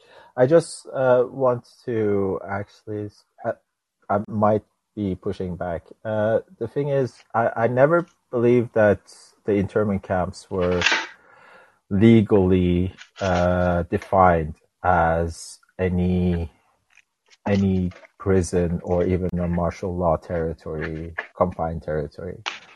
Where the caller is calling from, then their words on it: Norway; I'm not from the United States. I'm calling you from Norway in Europe.